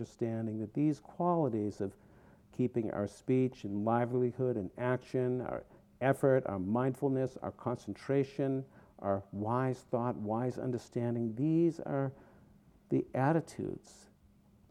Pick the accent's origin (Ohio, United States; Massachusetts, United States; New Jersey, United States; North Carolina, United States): Massachusetts, United States; outside of Boston; moved away as an adult; also born or lived in Vermont; now in California, United States; Growing up outside of Boston, I was a Jew